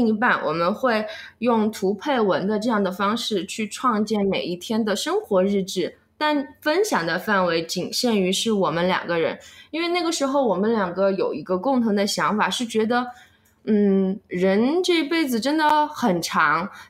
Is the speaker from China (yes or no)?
yes; Chengdu, Sichuan, China; accent: Chengdu dialect; first language Chengdu dialect; 最近呀、有很多朋友说想听我说四川方言，所以今天我将和大家聊一聊我的母语成都话。